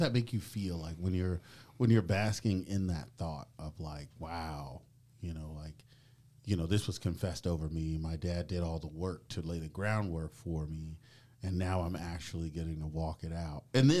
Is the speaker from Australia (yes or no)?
no; Tulsa, Oklahoma, United States